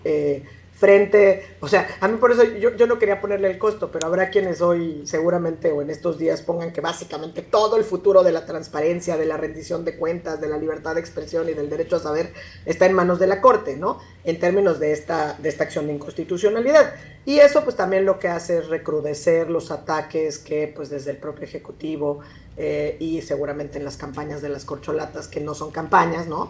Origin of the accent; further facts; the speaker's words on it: Mexico; nosotros como mexicanos